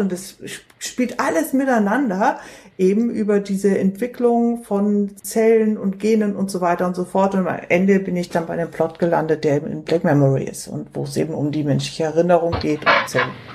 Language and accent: German; Munich, Bavaria, Germany; hier in Bayern, ich bin ja, bin ja Münchnerin